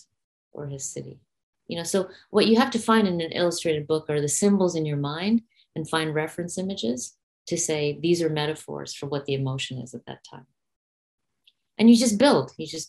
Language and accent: English; India; I'm very specifically an Indian artist who brings Indian mythologies, art, music to the Western world